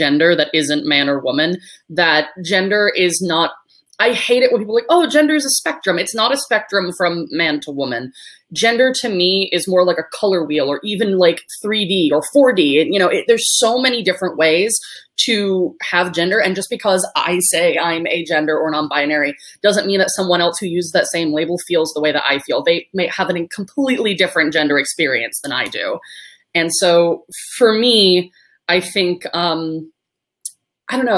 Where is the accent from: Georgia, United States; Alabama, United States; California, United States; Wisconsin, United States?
California, United States; Los Angeles; I was adopted by her brother, my uncle, who I now refer to as my father, and I was raised in Los Angeles